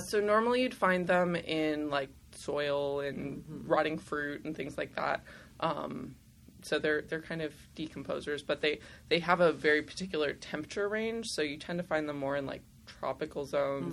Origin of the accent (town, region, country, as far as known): Simi Valley, California, United States; born or raised there; also born or lived in Los Angeles / Burbank / San Diego